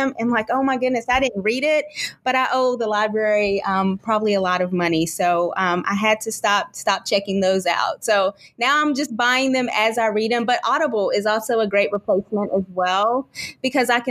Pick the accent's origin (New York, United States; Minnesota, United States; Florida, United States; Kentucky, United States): Kentucky, United States; now in Texas, United States; We live in Texas, and my in-laws live in Kentucky. I'm originally from Kentucky.